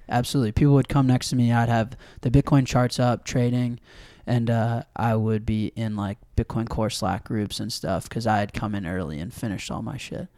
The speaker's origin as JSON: {"language": "English", "town": "Evanston", "region": "Illinois", "country": "United States", "tie": "born or raised there", "said": "I grew up in Evanston, right outside Chicago"}